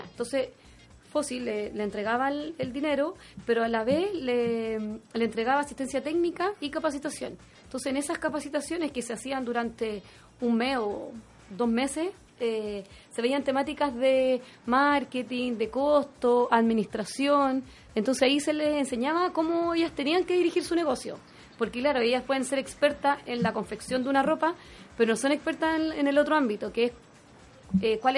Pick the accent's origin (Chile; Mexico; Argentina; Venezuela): Chile; esa la fuerza interior que tenemos, claro, como mujer chilena.